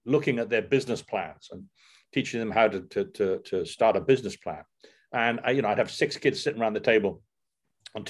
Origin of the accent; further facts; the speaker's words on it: Newport, Wales, United Kingdom; I was born in Newport in South Wales